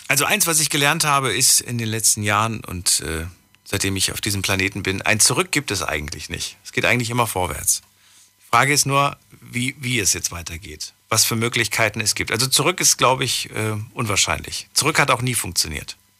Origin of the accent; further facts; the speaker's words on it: GDR, East Germany, Germany; Wir kommen ja aus der DDR